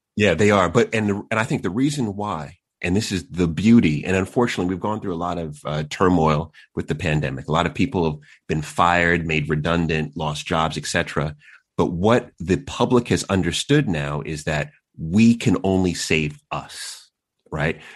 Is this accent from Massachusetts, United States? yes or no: no; New York City, New York, United States; also born or lived in Queens / Long Island; I was born in New York, uh, and so grew up in the city, and then we moved out to Long Island